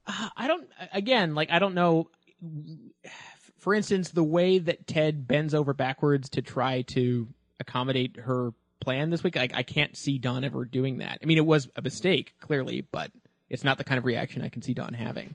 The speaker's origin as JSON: {"language": "English", "country": "Canada", "tie": "born or raised there", "said": "it's not news that I'm Canadian, and, uh, that means that growing up, I, uh, was subjected to a lot of terrible English Canadian television."}